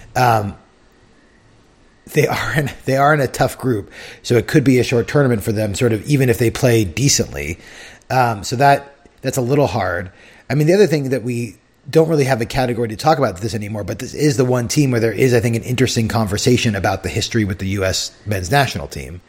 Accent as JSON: {"language": "English", "town": "San Diego", "region": "California", "country": "United States", "tie": "born or raised there", "said": "growing up in San Diego"}